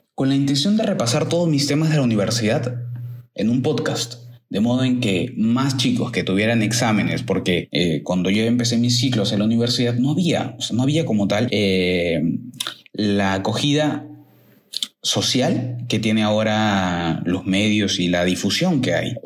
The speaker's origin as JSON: {"language": "Spanish", "region": "Lima", "country": "Peru", "said": "en mi país, que es Perú, en mi ciudad Lima"}